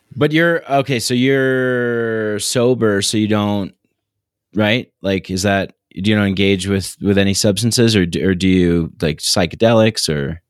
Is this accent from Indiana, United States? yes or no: no; New York City, New York, United States; I grew up in New York